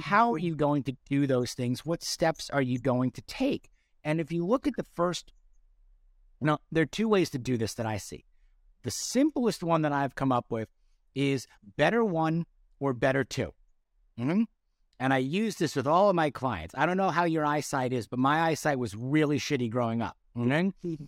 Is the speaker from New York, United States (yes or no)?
yes; North Shore of Long Island, New York, United States; I grew up on the North Shore of Long Island.